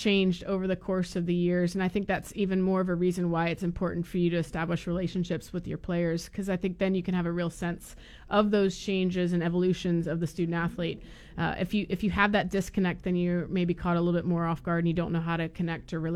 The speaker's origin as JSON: {"language": "English", "region": "Florida", "country": "United States", "said": "I'm from Florida"}